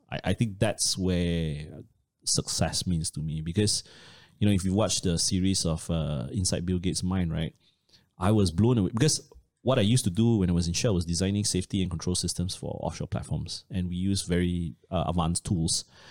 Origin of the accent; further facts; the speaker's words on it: Malaysia; as a Malaysian